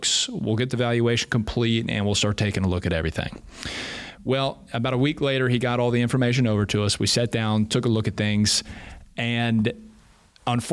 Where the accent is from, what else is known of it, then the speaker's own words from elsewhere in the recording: Raleigh, North Carolina, United States; also born or lived in Charlotte / Cary / Durham; I'm from the Triangle area. So I've actually been in North Carolina for pretty much my entire life.